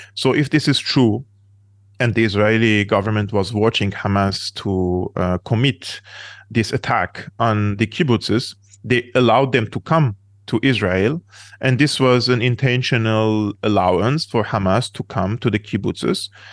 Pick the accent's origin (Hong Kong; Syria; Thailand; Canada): Syria; moved away; I come from the Middle East. I come from Syria